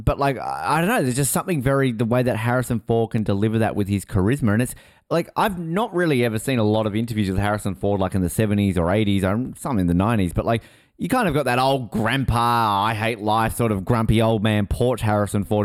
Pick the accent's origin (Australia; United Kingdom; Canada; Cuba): Australia; I'm Australian